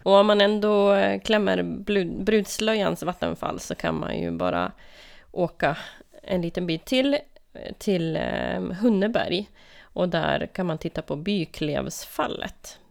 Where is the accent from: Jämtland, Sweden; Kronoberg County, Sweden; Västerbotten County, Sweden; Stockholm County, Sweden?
Västerbotten County, Sweden; Lögdeå; moved away; Lögdeå, där jag är uppvuxen